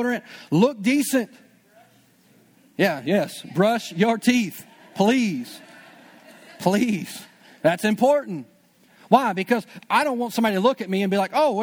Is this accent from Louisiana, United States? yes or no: yes; Louisiana, United States; I'm still from Louisiana